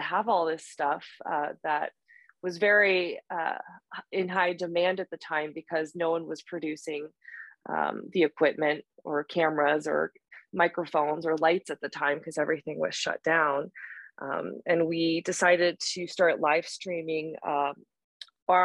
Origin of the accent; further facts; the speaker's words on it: Boulder, Colorado, United States; now in Denver, United States; I live in Denver and I grew up in Boulder